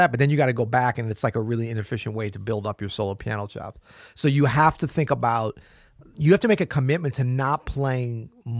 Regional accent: the South, United States; Southerners are very dogmatic. You know, I'm from the South, so I can say that, right?

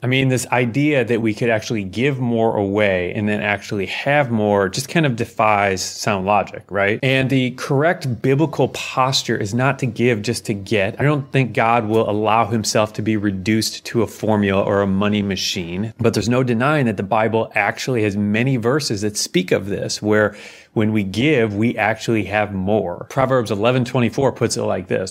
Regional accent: United States; as an American

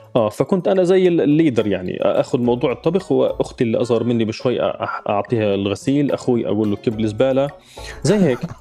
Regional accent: Gaza, Gaza Strip, Palestine; moved away as an adult; now in London, United Kingdom; عشت بغزة طبعا حياتي كلها 30 سنة من غزة آه، في غزة ما طلعت منها أبدا

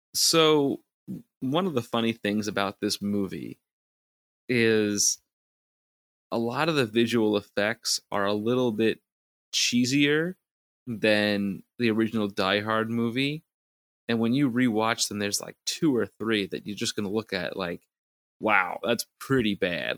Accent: New York City, New York, United States; us growing up in New York City

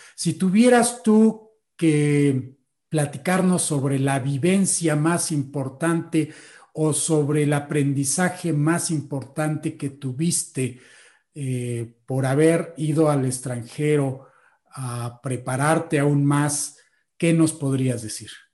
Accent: Mexico; nosotros los mexicanos

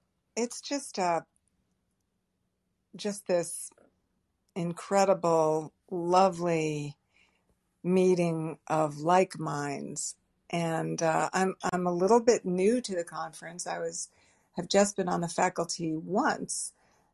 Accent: New England, United States; I grew up in New England. Every friend, everyone I knew growing up was going to Vermont or New Hampshire or skiing every weekend, and I did not go skiing.

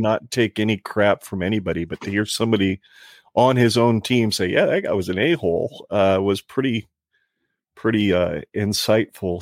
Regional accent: Arizona, United States; moved away as an adult; now in Nebraska, United States; growing up in Arizona

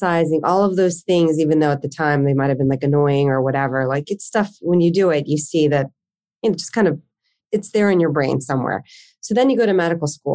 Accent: New Jersey, United States; moved away as an adult; now in Philadelphia, United States; I grew up in South Jersey, not too far from where I live currently in Philadelphia

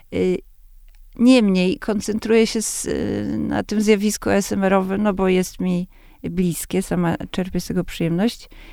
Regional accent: Warsaw, Masovian Voivodeship, Poland; z baru mlecznego, który był y, na warszawskich Bielanach naprzeciwko mojego bloku

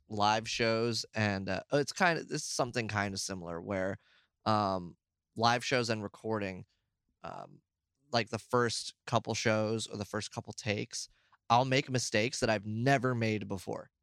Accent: United States; I'm American

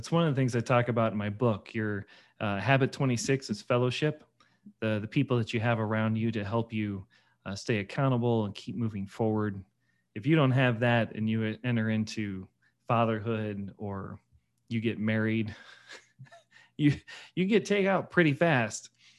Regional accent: Missouri, United States; I grew up in St. Louis County, not Christian.

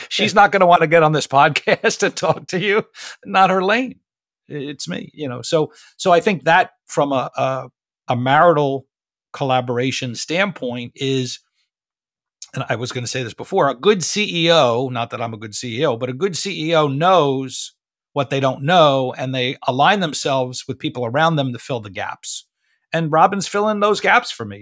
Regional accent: New Jersey, United States; moved away as an adult; now in Florida, United States; I'm from New Jersey originally

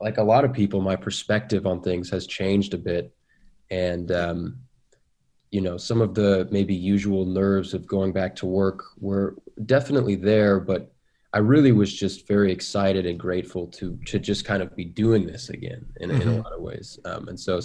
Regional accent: Seattle, Washington, United States; I grew up in Seattle

